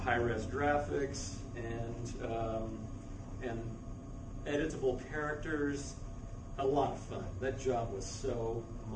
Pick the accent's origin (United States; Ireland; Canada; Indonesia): United States; Virginia; moved away as an adult; also born or lived in San Diego / Utah; I grew up in Virginia, born and raised